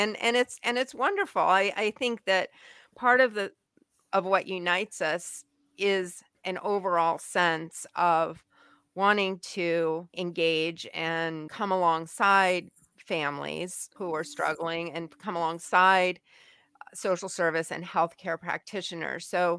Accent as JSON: {"language": "English", "country": "Taiwan", "tie": "born or raised there", "said": "you know, obviously being a Caucasian American who didn't really speak the language, although I did pick up obviously some, and my parents had studied Chinese"}